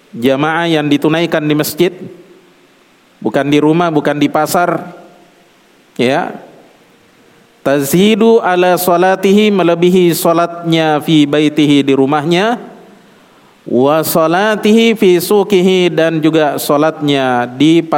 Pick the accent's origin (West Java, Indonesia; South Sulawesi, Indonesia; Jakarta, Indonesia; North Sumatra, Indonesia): South Sulawesi, Indonesia; Seperti kalau orang Bugis kebetulan saya Bugis ya.